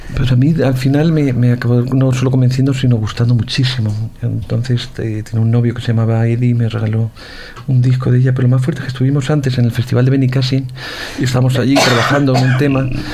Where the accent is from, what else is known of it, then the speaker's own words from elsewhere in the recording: Ciudad Real, Castilla-La Mancha, Spain; also born or lived in Madrid; Yo soy del sur, soy de la Mancha, la Mancha Sur, a 30 kilómetros está mi, mi pueblo